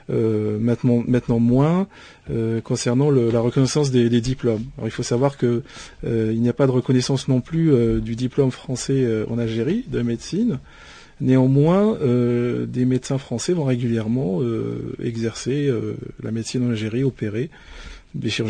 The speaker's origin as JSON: {"language": "French", "country": "France", "said": "je ne suis pas qu'algérien, je suis franco-algérien et d'ailleurs je suis français à part entière et fier de l'être."}